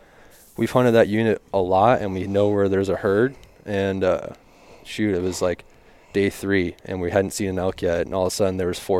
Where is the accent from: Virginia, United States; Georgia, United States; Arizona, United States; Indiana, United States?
Arizona, United States; moved away as an adult; also born or lived in Phoenix; now in Nevada, United States; So yeah, I grew up in Arizona.